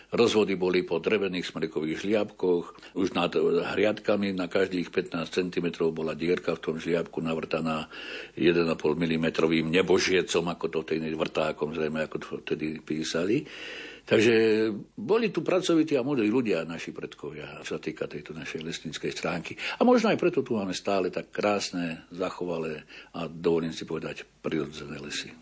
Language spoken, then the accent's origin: Slovak; Javorníky, Žilina Region, Slovakia; now in Banská Bystrica, Slovakia; som vyrastal v Javorníkoch hore na severe, teraz žijem tu okolí Banskej Bystrice